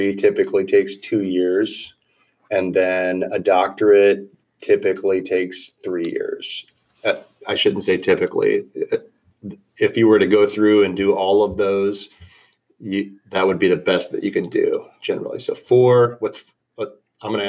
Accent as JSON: {"language": "English", "region": "North Central Illinois", "country": "United States", "said": "I'm from North Central Illinois"}